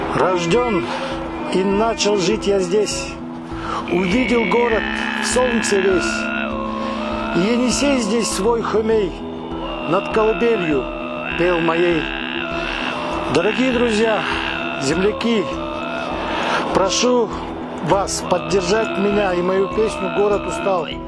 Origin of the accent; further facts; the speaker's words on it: Kyzyl, Tuva, Russia; городу Кызылу, столице моей малой родины